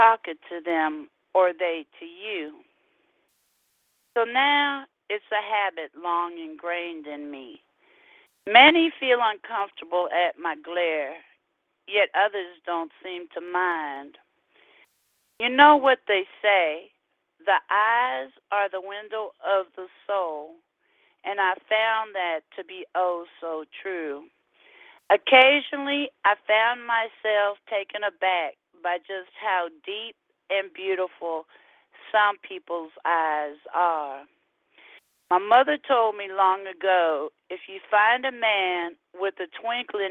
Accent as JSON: {"language": "English", "region": "California", "country": "United States", "moved": "yes", "lives_now": "Houston, United States", "said": "we're from California"}